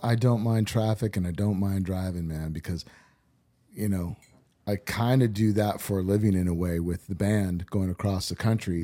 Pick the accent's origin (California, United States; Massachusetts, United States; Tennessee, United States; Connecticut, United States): California, United States; Orange County; also born or lived in Whittier, California / Laguna Niguel, California / Huntington Beach, California; I grew up in Orange County. Uh, I was born in, uh, Whittier, California.